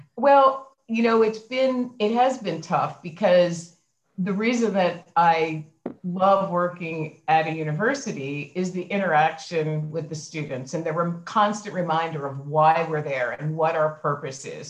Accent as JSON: {"language": "English", "town": "Philadelphia", "region": "Pennsylvania", "country": "United States", "tie": "born or raised there", "also_born_or_lived": "New York City", "said": "I was born in in Philadelphia and grew up um, in in Philadelphia"}